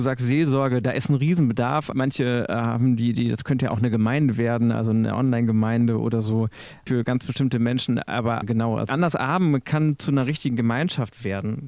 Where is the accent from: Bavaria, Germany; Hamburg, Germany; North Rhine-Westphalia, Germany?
North Rhine-Westphalia, Germany; Münsterland; now in Hannover, Germany; Ich komme aus dem Münsterland